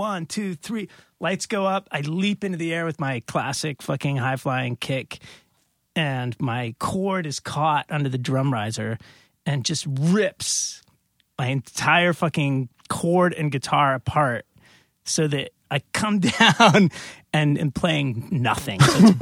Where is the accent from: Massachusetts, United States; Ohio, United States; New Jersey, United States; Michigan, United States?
Massachusetts, United States; I grew up in Western Mass. I don't love you.